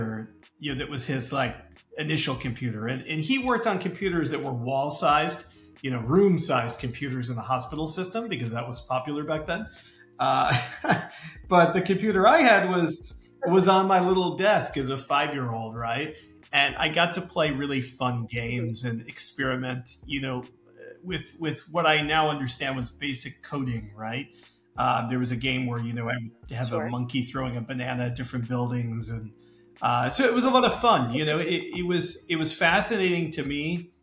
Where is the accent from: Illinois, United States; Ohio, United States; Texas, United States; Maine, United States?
Illinois, United States; Chicago; I grew up in Chicago, Chicago in the US